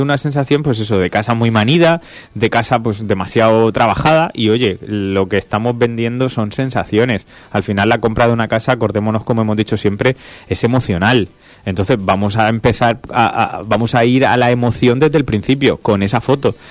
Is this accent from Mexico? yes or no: no; Region of Murcia, Spain; somos murcianos